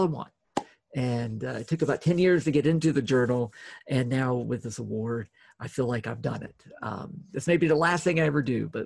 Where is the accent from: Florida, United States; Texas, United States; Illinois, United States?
Florida, United States; Jacksonville; my hometown of Jacksonville